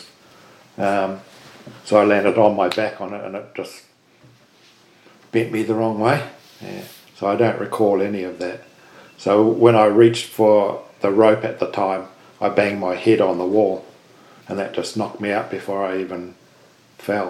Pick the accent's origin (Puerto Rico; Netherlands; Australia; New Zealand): New Zealand; Invercargill, Southland; we grew up in Invercargill